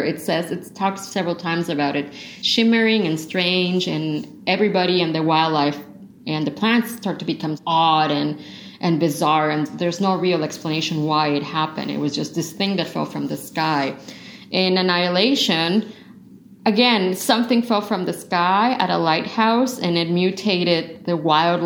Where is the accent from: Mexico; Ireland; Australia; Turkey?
Mexico; I'm from Mexico, all our houses are completely different